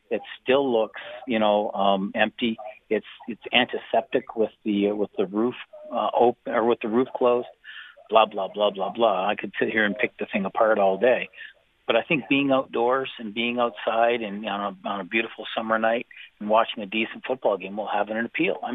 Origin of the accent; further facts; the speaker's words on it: Missouri, United States; I'm sorry. I'm I'm from Missouri. You're gonna have to show me.